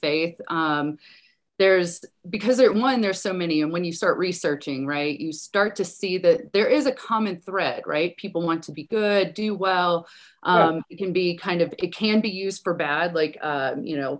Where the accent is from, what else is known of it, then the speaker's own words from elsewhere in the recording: Deep South, United States; I was raised in the Deep South.